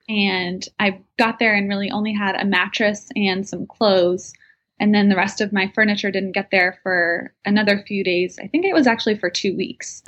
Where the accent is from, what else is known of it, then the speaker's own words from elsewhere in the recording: Bridgewater, New Jersey, United States; moved away as an adult; also born or lived in North Carolina / Evanston, Illinois / Nashville, Tennessee; I'm actually from Bridgewater, New Jersey